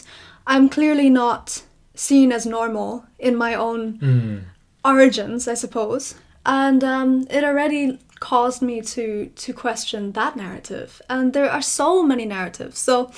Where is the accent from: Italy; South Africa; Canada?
South Africa; also born or lived in Ireland; now in Belgium; You know, I grew up in South Africa for a little bit. I moved to Ireland. My mother was German. I am living in Belgium now.